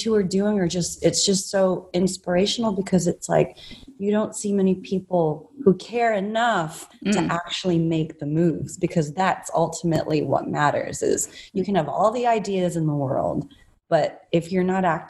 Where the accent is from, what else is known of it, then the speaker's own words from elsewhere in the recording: United States; I identify as a Filipino American because I was definitely both raised on American culture and Filipino culture